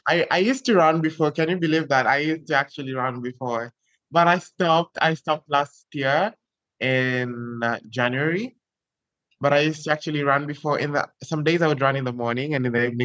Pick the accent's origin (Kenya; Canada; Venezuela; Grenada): Kenya; now in Barbalha, Brazil; I'm Kenyan. I'm currently in Brazil, in the northeastern part of Brazil